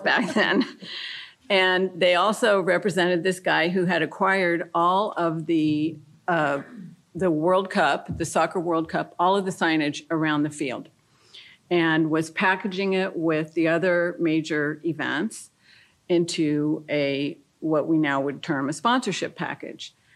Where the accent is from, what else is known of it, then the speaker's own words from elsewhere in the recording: France; moved away; I grew up in France. I speak fluent French. I went to French schools.